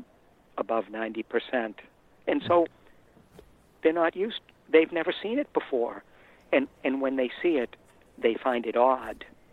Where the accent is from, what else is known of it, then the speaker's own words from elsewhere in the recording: Framingham, Massachusetts, United States; I grew up in Framingham, Massachusetts.